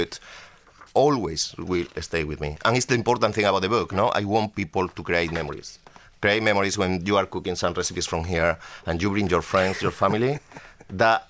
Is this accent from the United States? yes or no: no; Madrid, Community of Madrid, Spain; English is a second language; moved away as an adult; now in London, United Kingdom; When I left Madrid